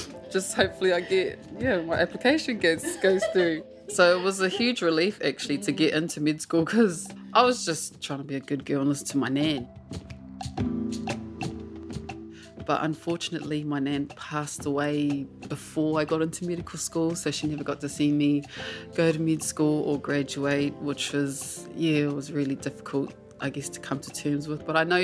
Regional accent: Ruatoki, Bay of Plenty, New Zealand; first language Māori; English is a second language; I grew up in a Māori bubble, that's how I describe it, really. Kohanga reo, reo ruatoki, and ruatoki school as well. Very privileged to have that upbringing and to be raised in a Māori, rural Māori community where going to the marae was normal, hearing te reo Māori was normal.

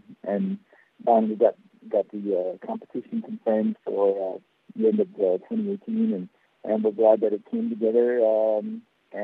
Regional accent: Guam; Michele is a good friend of mine growing up in Guam

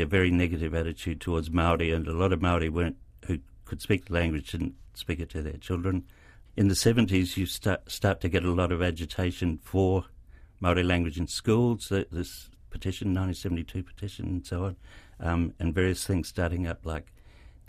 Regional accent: Australia; moved away as an adult; now in New Zealand; I grew up in Australia

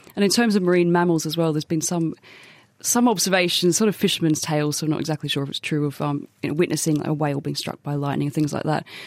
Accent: Australia; as an Australian

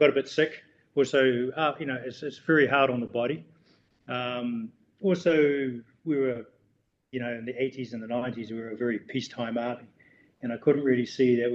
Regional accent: Gisborne, New Zealand; moved away as an adult; I come from Gisborne, but I always had in my mind I was never going to live in New Zealand, even at a young age.

